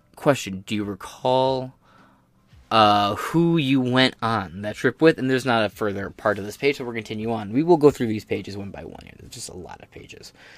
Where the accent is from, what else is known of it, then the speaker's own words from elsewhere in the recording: United States; I'm an American